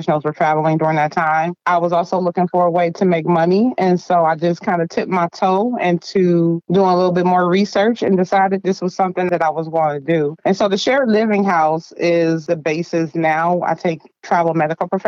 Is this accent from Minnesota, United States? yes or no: no; Dayton, Ohio, United States; moved away as an adult; now in Columbus, United States; Born in Dayton, Ohio, raised in the projects, polished in Columbus, Ohio, been living in Columbus, Ohio for 20 plus years